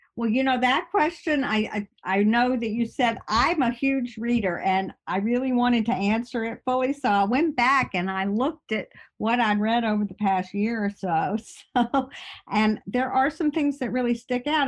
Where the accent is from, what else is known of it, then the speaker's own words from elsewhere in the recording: Birmingham, Alabama, United States; now in upstate New York, United States; I'm from Birmingham, Alabama. I live in upstate New York